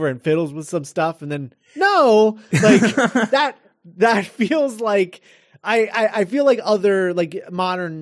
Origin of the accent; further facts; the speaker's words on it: Florida, United States; I felt like I was back growing up in Florida again.